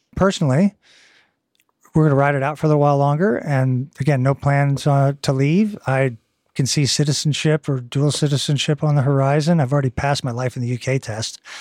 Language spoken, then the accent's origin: English; Eastern Seaboard, United States; moved away as an adult; also born or lived in Texas / Southern California; now in Cambridge, United Kingdom; I'm from the Eastern Seaboard